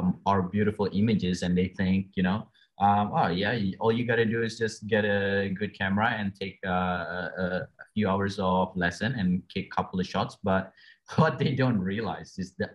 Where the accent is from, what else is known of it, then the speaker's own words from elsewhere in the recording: Australia; I'm from Australia myself